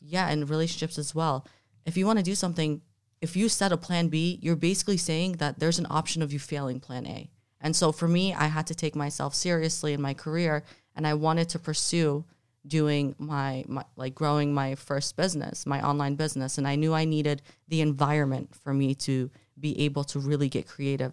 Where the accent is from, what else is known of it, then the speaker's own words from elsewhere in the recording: New Jersey, United States; also born or lived in Jordan; now in Miami, United States; I was raised in New Jersey, and then I moved to Miami